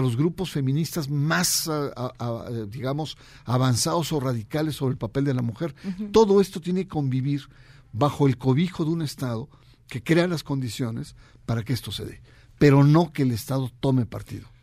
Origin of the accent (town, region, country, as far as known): Mexico